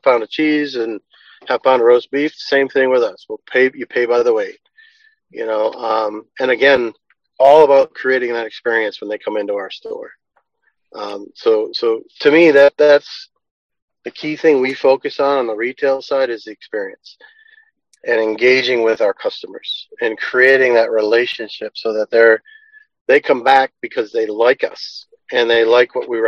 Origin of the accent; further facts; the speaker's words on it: Massachusetts, United States; we're from Massachusetts, so we'd like to say Cannabar.